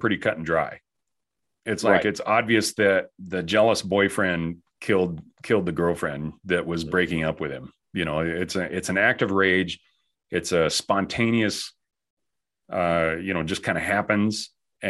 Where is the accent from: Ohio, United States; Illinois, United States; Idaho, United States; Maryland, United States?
Idaho, United States; now in Utah, United States; I grew up in Idaho. And I live in Utah now